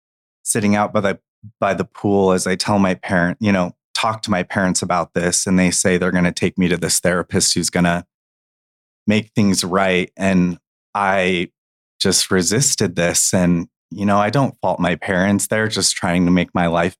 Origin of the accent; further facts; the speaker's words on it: Gilbert, Arizona, United States; I grew up in Gilbert, Arizona